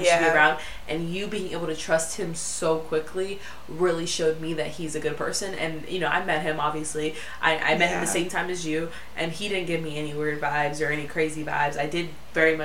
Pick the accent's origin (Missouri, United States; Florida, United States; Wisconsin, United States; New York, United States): Florida, United States; moved away; I live in a city where I didn't previously live. I'm originally from Florida